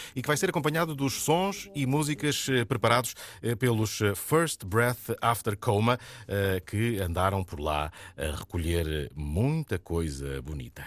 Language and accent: Portuguese; Castelo Branco, Centro, Portugal; eu sou de Castelo Branco